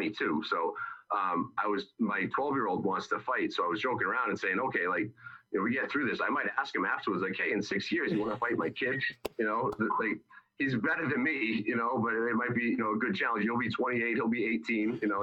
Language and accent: English; East Bridgewater, Massachusetts, United States; Perfectly Flavored Cafe in East Bridgewater, really good food. That's in my hometown